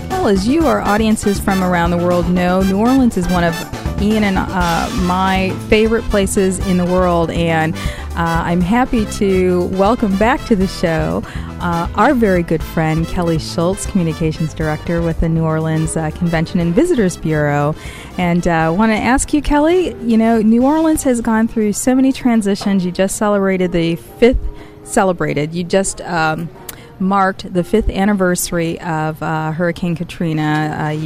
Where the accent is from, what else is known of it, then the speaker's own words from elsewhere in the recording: Northern Ireland, United Kingdom; I'm from Northern Ireland